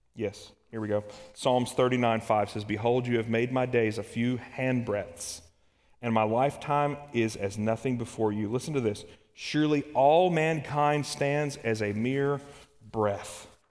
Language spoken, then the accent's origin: English; Kentucky, United States; moved away; also born or lived in Alabama; I'm from Kentucky. And then I spent some time in Alabama.